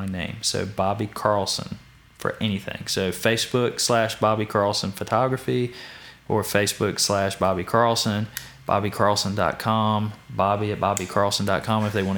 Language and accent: English; Danville, Virginia, United States; I grew up in Danville, loved Danville.